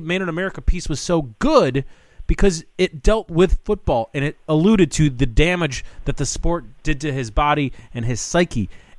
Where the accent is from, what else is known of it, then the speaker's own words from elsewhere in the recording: Chicago, Illinois, United States; now in Washington, D.C., United States; I'm from Chicago.